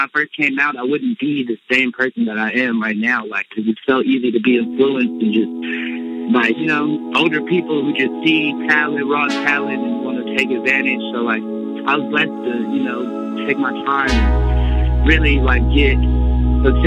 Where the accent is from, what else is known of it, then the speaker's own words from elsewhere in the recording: Compton, California, United States; moved away as an adult; also born or lived in Los Angeles; growing up in Compton